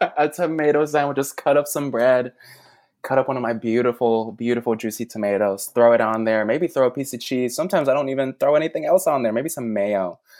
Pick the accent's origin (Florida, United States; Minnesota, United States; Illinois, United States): Illinois, United States; Chicago; also born or lived in New York City; now in Tennessee, United States; I grew up in Chicago